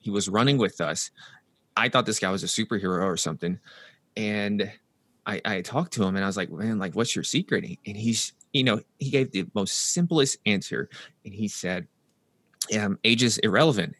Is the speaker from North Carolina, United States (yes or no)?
no; Nashville, Tennessee, United States; moved away as an adult; also born or lived in New York; I'm from Nashville, Tennessee, so that's the southern U S